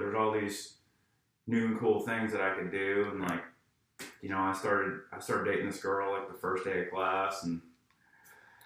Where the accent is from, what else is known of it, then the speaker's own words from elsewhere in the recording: East Millinocket, Maine, United States; I grew up in a little town called East Millinocket, Maine.